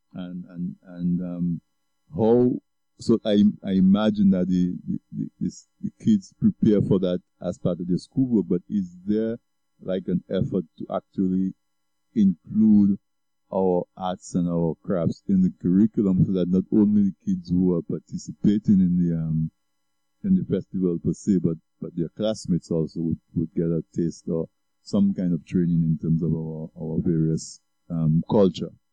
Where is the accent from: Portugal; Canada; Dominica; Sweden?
Dominica; Castle Bruce, Saint David Parish; I grew up on the East Coast in Castle Bruce